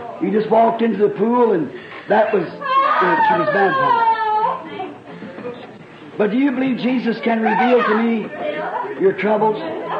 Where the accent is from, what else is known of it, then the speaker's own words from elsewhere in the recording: Burkesville, Kentucky, United States; I'm from Burksville, Kentucky.